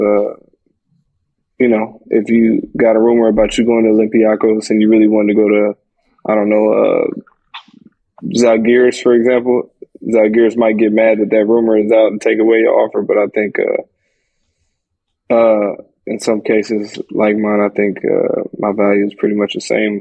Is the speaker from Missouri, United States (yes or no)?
no; Portland, Oregon, United States; I'm from Portland